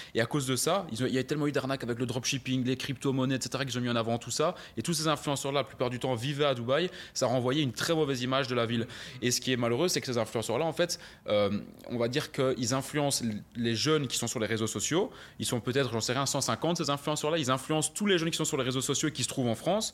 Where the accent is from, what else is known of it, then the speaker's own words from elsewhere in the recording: Belgium; je suis né en, Belgique, en Europe